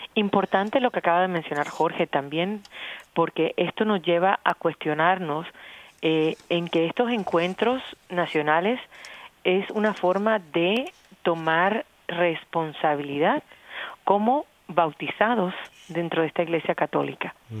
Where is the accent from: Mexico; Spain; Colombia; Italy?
Colombia; now in United States; Cuando yo vivo aquí, dejo ya de ser completamente colombiana. Nunca lo voy a dejar de ser